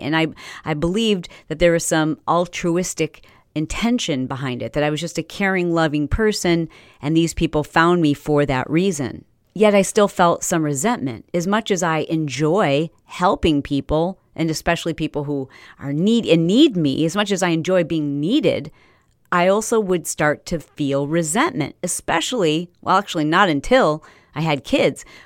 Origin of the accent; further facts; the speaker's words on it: Fowlerville, Michigan, United States; also born or lived in Detroit, Michigan; we moved to this little teeny tiny town town, yeah, town, called Fowlerville, Fowlerville, Michigan